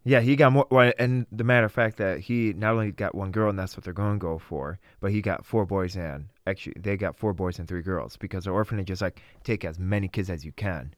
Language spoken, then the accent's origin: English; Vladikavkaz, North Ossetia–Alania, Russia; now in Wisconsin, United States; I was born in Vladikavsk, Russia.